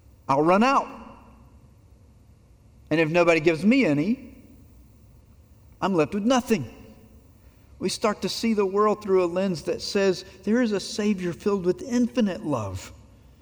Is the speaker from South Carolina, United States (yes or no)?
yes; Abbeville, South Carolina, United States; my hometown of Abbeville, South Carolina